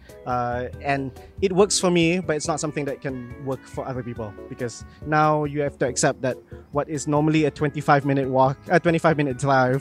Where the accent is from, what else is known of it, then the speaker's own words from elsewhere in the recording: Kuala Lumpur, Malaysia; I grew up in Kampung Pandan, which is like essentially one of the earlier like flat settlements of KL